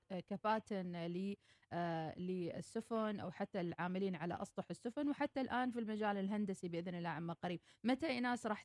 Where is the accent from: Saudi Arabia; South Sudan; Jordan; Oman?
Oman; نساهم ايضا في البناء والمشاركه آه، بشكل كبير كعمانيين